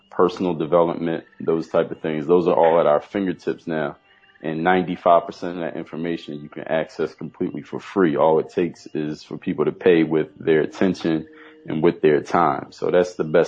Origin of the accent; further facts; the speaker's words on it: Philadelphia, Pennsylvania, United States; moved away as an adult; now in Miami, United States; I come from Philadelphia, Pennsylvania